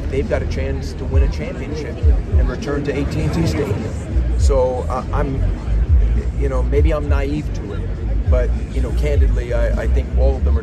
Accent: Northeast, United States; moved away; growing up in the Northeast

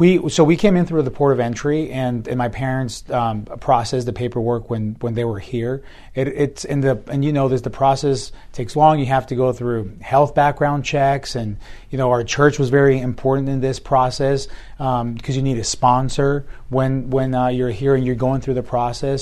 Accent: Tucson, Arizona, United States; also born or lived in Hermosillo, Sonora, Mexico; came here when I was a young boy, and then my, grew up here

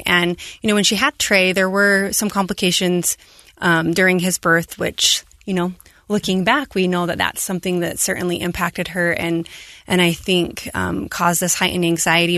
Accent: Moroni, Utah, United States; Abby and I both growing up in Stampede. I grew up in Moroni.

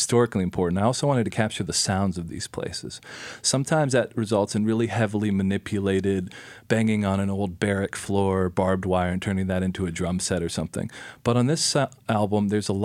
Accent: Nashville, Tennessee, United States; I grew up in Nashville, Tennessee.

